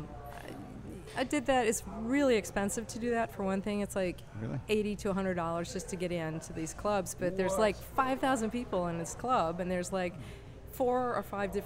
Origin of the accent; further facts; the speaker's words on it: United States; I'm from America